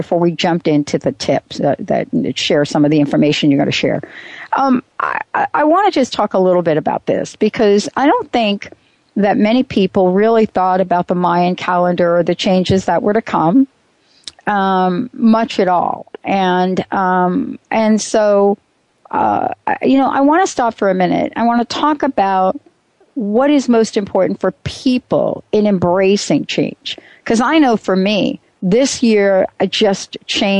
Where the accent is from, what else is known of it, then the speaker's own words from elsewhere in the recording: East Coast, United States; now in Seattle, United States; I'm from the East Coast.